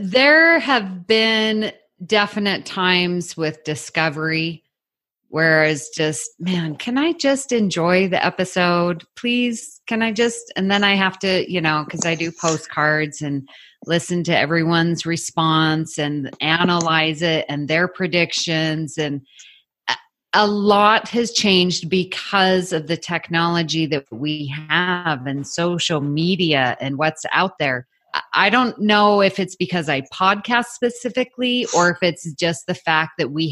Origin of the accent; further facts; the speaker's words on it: Salt Lake City, Utah, United States; moved away as an adult; also born or lived in Houston, Texas; when we were raised in Salt Lake City, Utah, very homogeneous population